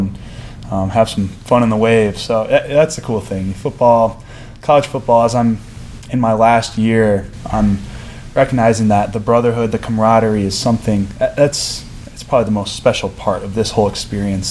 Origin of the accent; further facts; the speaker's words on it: West Michigan, United States; moved away as an adult; now in Illinois, United States; growing up in West Michigan